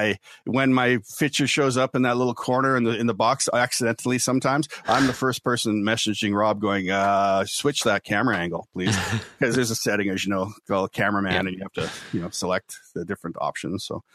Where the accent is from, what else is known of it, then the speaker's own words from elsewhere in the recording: Ottawa, Ontario, Canada; born there; also born or lived in Winnipeg, Canada / Kingston, Canada / Lahr, Germany; And so I was born in Ottawa, Ontario, Canada, and then moved around from there to Winnipeg, Manitoba, Kingston, Ontario, Kippenheim, West Germany, Lahr, West Germany.